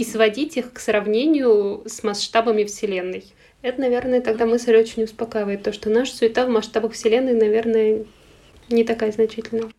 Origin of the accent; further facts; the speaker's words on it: Ivanovo, Ivanovo Oblast, Russia; now in Moscow, Russia; Я родом из Иваново